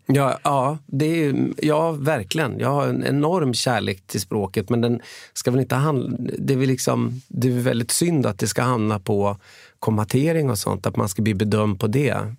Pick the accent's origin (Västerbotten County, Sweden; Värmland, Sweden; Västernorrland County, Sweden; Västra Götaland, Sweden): Västerbotten County, Sweden; Umeå; also born or lived in Gothenburg; now in Karlstad, Sweden; född och uppvuxen i Umeå